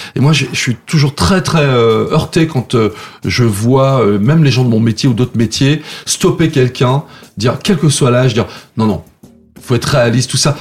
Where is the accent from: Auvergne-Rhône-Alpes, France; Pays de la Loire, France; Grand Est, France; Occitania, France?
Auvergne-Rhône-Alpes, France; Saint-Jean-de-Maurienne; moved away as an adult; also born or lived in Lyon / Paris; Donc j'ai grandi là-bas, euh, j'ai quitté la ville, je crois que j'avais 18 ans, 18-19 ans